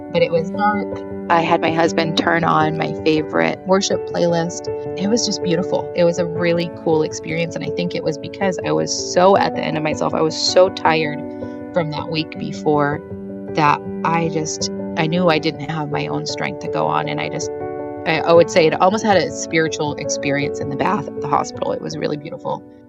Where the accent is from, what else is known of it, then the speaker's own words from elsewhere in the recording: Washington, United States; I am from Washington State